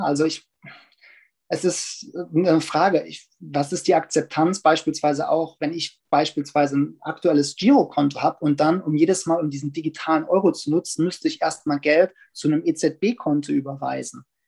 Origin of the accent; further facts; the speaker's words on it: Germany; als Deutsche